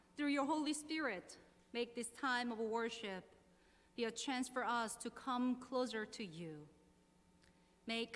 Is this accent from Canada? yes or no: no; South Korea; moved away as an adult; now in Burke, United States; I was born and raised in South Korea and came to the United States in 2009.